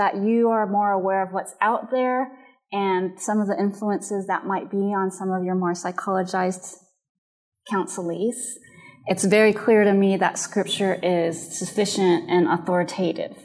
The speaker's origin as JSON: {"language": "English", "country": "United States", "said": "My personal background is Japanese American, and I'm considered a Yonsei, which is fourth generation"}